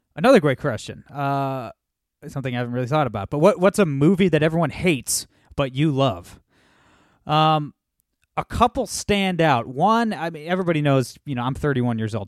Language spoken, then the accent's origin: English; Toledo, Ohio, United States; Toledo, Ohio, my hometown